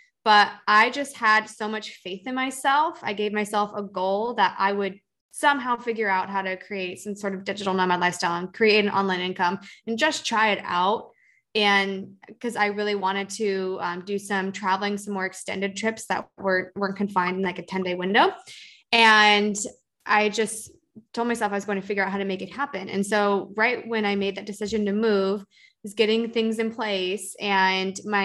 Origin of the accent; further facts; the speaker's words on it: Seattle, Washington, United States; moved away as an adult; now in California, United States; I grew up in the Seattle area in the suburbs